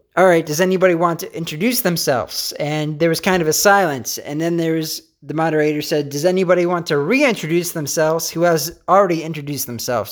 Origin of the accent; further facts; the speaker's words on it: Pennsylvania, United States; I'm from Pennsylvania.